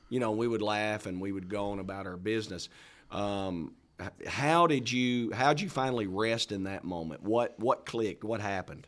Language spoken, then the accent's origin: English; Arkansas, United States; I'm from Arkansas